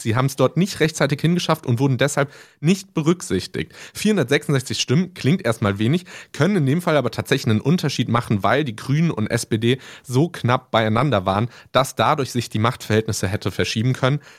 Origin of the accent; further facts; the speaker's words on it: Mainz, Rhineland-Palatinate, Germany; ich bin hier aufgewachsen in Mainz